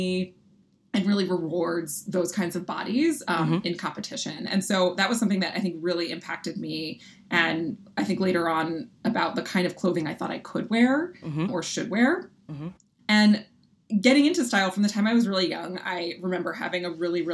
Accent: Philadelphia, Pennsylvania, United States; I grew up in Philadelphia, and I feel like an important feature of my identity is just being a Philly kid

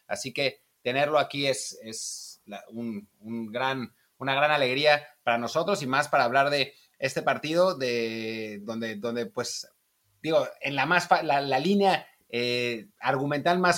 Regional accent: Mexico; now in Spain; para, nosotros que venimos de México y, vivimos en España

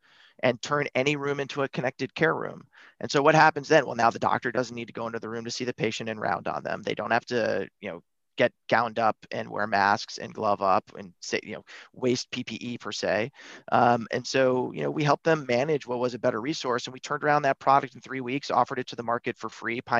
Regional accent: Buffalo, New York, United States; I grew up in Buffalo, New York

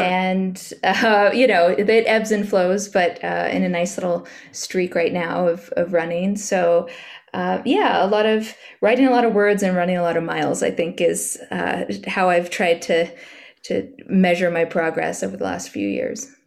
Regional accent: Central Valley, California, United States; moved away as an adult; also born or lived in Los Angeles, United States; now in New York, United States; I grew up in California, in the Central Valley

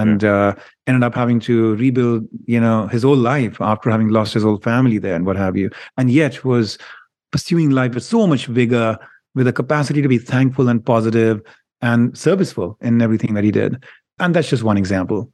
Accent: India; moved away; I grew up in India

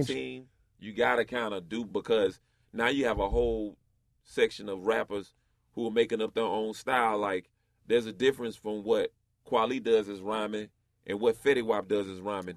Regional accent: North Carolina, United States; I grew up in West Side, North Carolina

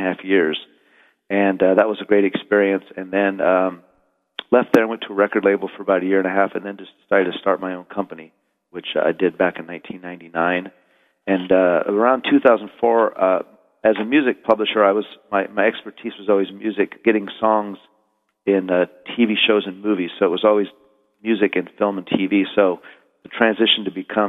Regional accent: Glasgow, Montana, United States; moved away as an adult; now in Los Angeles, United States; I am from Montana. I'm from a little town called Glasgow, Montana, and I came out to Hollywood in 1984

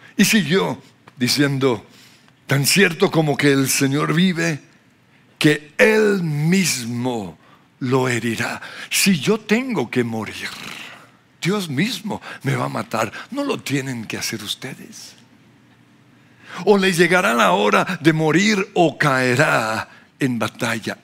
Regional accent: Australia; now in Colombia; Soy australiano porque nací en Australia

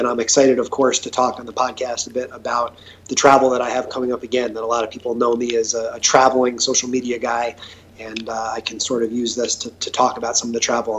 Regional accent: Long Island, New York, United States; also born or lived in South Carolina; now in Louisville, United States; born and raised on Long Island. I'm living currently in Louisville, Kentucky. Lived upstate New York for a decade

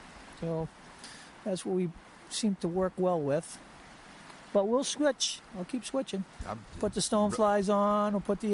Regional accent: Manchester, New Hampshire, United States; I'm out of Manchester, New Hampshire.

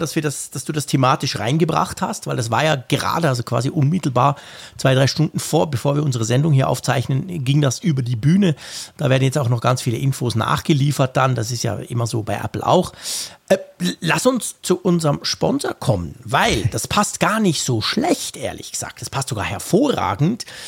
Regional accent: Switzerland; als Schweizer

